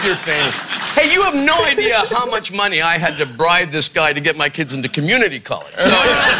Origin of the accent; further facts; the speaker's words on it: Canada; now in United States; Canadian-American. Mm-hmm. I actually have four passports, you know. I have a British passport and an Irish passport, but I was born and raised in Canada, and I'm proud American citizen.